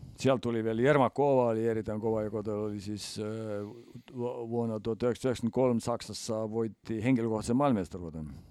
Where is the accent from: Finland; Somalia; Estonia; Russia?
Estonia; meillä Eestissä